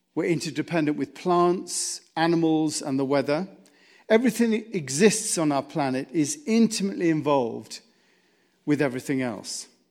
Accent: United States; As American citizens

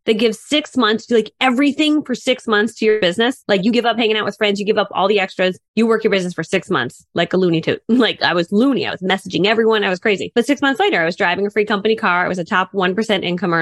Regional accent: Connecticut, United States; I grew up in Connecticut

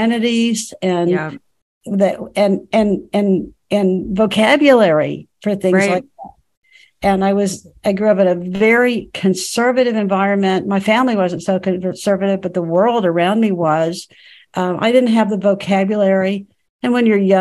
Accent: Dallas, Texas, United States; in Dallas, Texas. And I was very much a middle continent Texas public school girl

